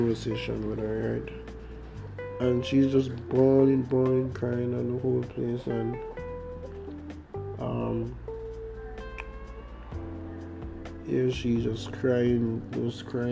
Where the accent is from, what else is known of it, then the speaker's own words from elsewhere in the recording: Jamaica; accent: Jamaican; from you hear my accent, you can tell that I'm Jamaican